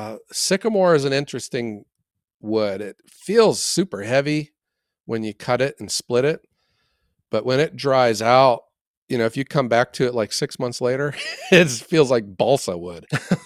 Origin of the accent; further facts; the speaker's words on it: Ohio, United States; I'm like from Ohio, so whatever.